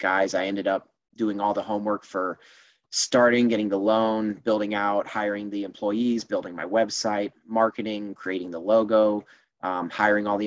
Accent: Iowa, United States; I grew up in Iowa.

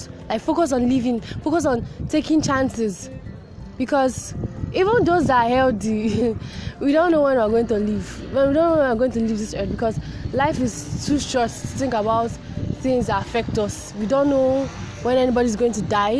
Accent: Nigeria; as a Nigerian

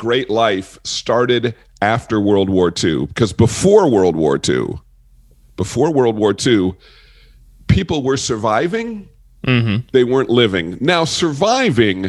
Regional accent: New York, United States; I grew up in New York State

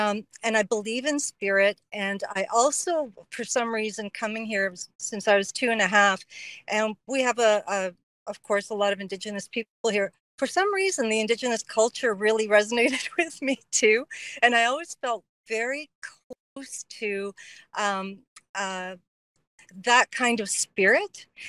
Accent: Cyprus; moved away; also born or lived in Canada; So I'm Greek, and I immigrated here from Canada, from Cyprus.

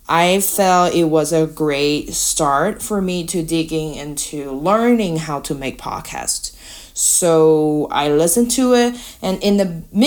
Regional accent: Taiwan; English is a second language; moved away; I'm from Taiwan. English is not my native language

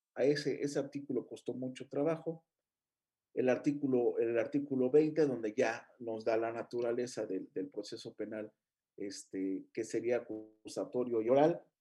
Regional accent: Mexico; como mexicano y como abogado litigante

